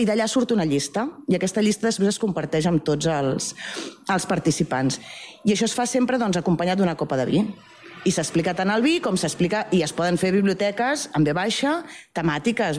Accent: Barcelona, Catalonia, Spain; moved away as an adult; also born or lived in Alt Urgell; now in Sabadell, Spain; jo sóc filla de, de la Vila de Gràcia, i vaig venir a viure a Sabadell perquè el meu marit és de Sabadell

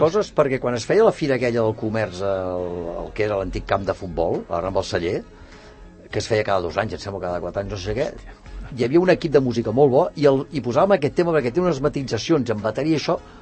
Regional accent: Barcelona, Catalonia, Spain; moved away as an adult; now in Sant Cugat del Vallès, Spain; jo vinc de Gràcia.

